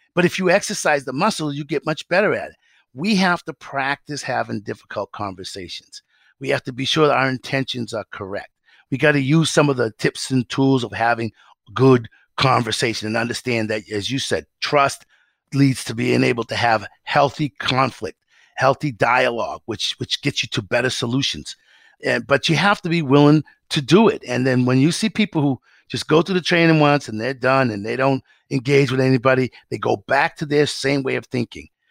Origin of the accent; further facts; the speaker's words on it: Massachusetts, United States; I'm a kid from Massachusetts